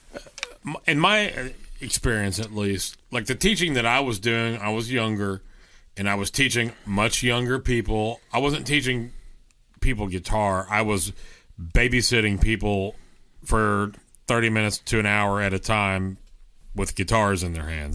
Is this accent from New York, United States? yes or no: no; Texas, United States; I'm from Texas